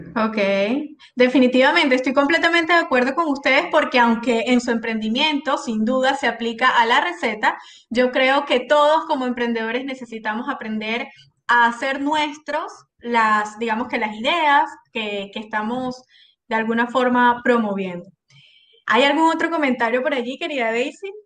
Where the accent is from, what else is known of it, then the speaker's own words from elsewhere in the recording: Venezuela; moved away; yo soy tan venezolana